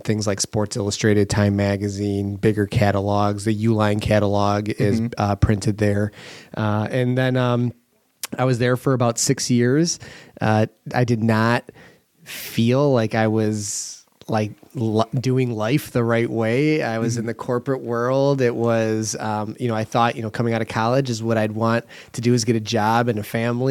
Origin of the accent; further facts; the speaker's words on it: Kenosha, Wisconsin, United States; also born or lived in Milwaukee; Born and raised in Kenosha. Still live here now.